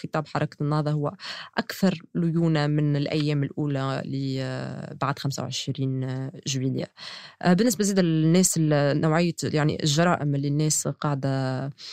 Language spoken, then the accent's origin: Arabic; Tunisia; كتونسية وكصحفية